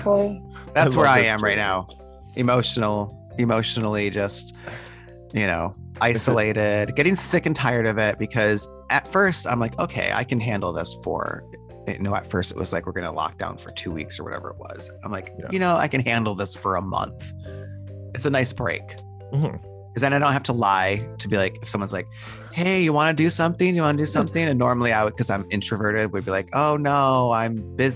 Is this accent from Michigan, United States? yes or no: yes; Detroit, Michigan, United States; moved away; I'm from Detroit, which is not too far from Toronto.